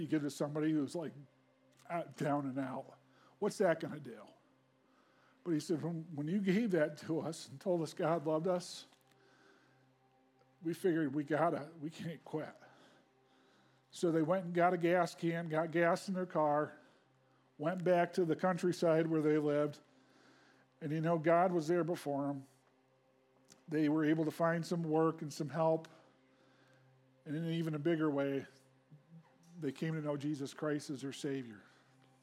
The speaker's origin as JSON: {"language": "English", "town": "Hancock", "region": "New York", "country": "United States", "tie": "born or raised there", "moved": "yes", "said": "I grew up outside of Hancock"}